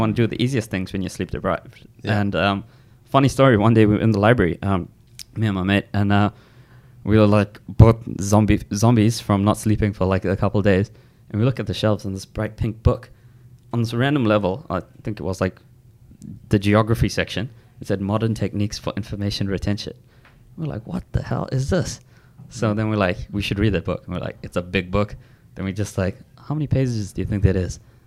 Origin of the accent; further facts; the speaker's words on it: South Africa; moved away; I'm from South Africa